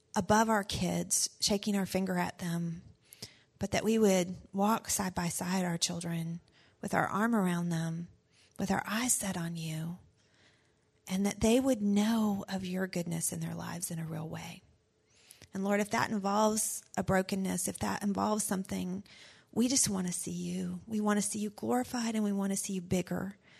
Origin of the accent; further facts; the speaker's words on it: the South, United States; I was raised in the South